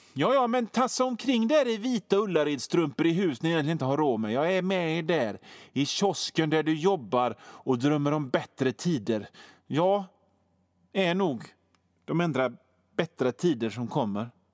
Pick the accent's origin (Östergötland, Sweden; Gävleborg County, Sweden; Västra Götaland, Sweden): Västra Götaland, Sweden; Hönö; 12-årig hårdrockare på Hönö, där jag kommer ifrån.